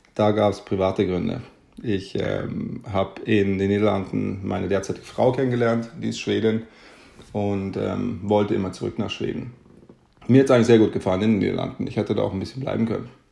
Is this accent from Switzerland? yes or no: no; Munich, Bavaria, Germany; moved away as an adult; also born or lived in Amsterdam, Netherlands; now in Stockholm, Sweden; Ich komme, wie gesagt, aus Deutschland, bin in München aufgewachsen